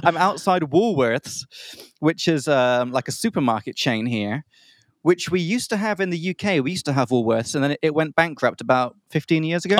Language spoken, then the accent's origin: English; England, United Kingdom; now in Czech Republic; from England